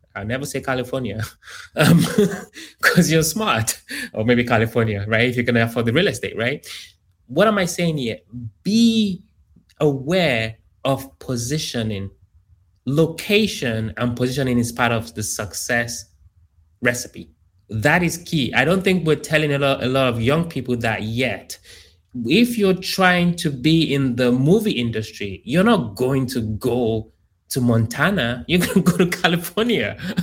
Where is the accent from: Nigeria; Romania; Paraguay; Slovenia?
Nigeria; also born or lived in United Kingdom / Columbia, Maryland; now in Houston, United States; I grew up in Africa, in Nigeria.